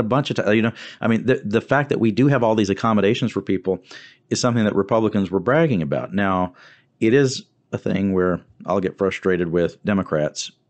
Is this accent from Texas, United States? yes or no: yes; Wharton County, Texas, United States; I'm from that part of the state. I'm from Wharton County